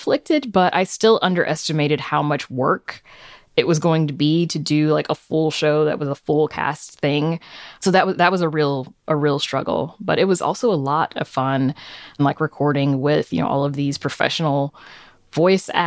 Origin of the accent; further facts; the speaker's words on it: the South, United States; I grew up in the South and it's a very conservative part of the country